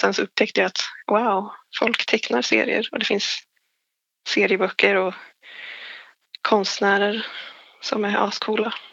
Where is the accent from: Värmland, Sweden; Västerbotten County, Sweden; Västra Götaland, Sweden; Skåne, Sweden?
Värmland, Sweden; Forshaga; Men jag blev fast i min hemstad och blev arbetslös och hamnade in på det här programmet över arbetslösa ungdomar för Forshaga var tydligen en av de högsta arbetslösheten i landet.